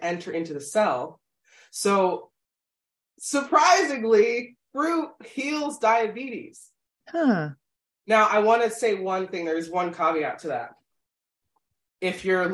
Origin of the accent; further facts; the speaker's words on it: Philadelphia, Pennsylvania, United States; we're from Philadelphia